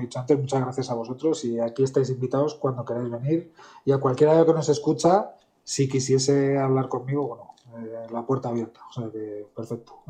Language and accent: Spanish; central Spain, Spain; yo que soy del centro de España